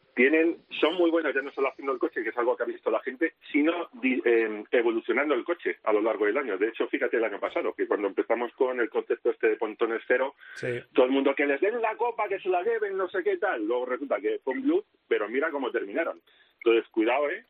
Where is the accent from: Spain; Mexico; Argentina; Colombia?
Spain; como español